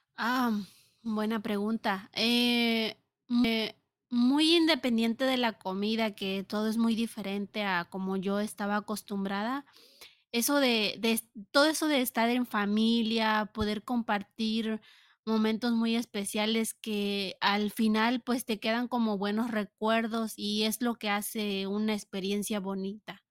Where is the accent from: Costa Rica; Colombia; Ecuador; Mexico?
Mexico; now in United States; como mexicana